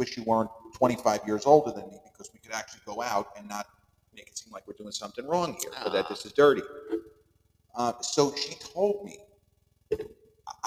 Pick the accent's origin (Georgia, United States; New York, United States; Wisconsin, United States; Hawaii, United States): New York, United States; Long Island; accent: Long Island; my Long Island accent, which sometimes doesn't come across as strong as others